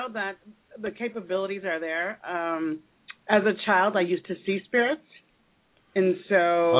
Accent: Chicago, Illinois, United States; also born or lived in Kansas City, Kansas; now in Kansas, United States; I'm originally from Chicago, and I lived in Kansas City, Kansas.

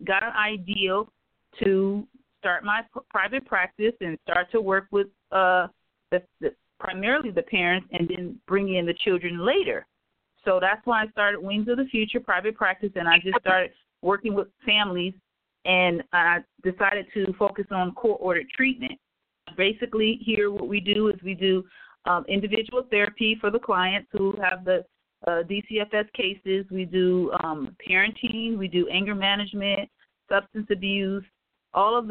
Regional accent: Detroit, Michigan, United States; moved away as an adult; now in Antelope Valley, United States; I am from Detroit, Michigan. I actually was a teacher in Detroit, Michigan, came here to California.

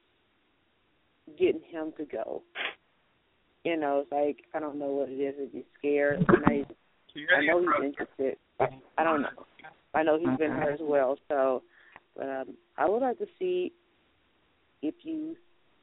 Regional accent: Louisiana, United States; also born or lived in Baton Rouge, Louisiana / Oakdale, Louisiana; I'm from Louisiana myself

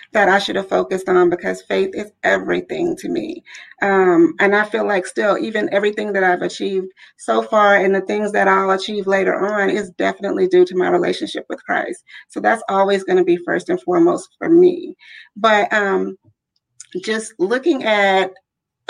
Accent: Louisiana, United States; now in Richmond, United States; I am originally from Louisiana

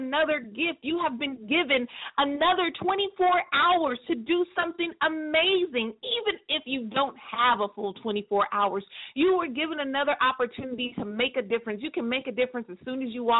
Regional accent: a small city in Northern California, United States; moved away as an adult; I live in a city, a small city, in Northern California

